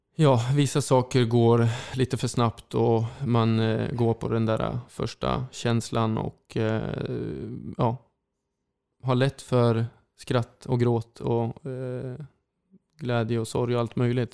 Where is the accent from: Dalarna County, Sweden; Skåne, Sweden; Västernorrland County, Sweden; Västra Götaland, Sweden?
Västernorrland County, Sweden; Sundsvall; Sundsvall är min hemstad